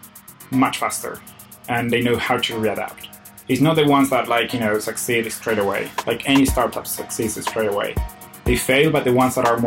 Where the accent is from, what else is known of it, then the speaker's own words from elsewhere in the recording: Argentina; my city is quite small and it's very Argentinian